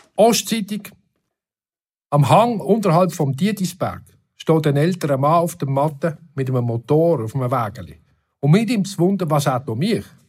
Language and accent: German; Upper Basel-Landschaft, Switzerland; accent: Oberbaselbieter Mundart; singe ich meine Lieder alle in meiner Oberbaselbieter Mundart